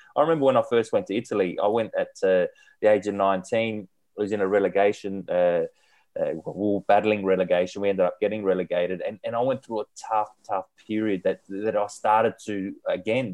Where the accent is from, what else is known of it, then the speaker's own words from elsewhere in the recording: Australia; being Australian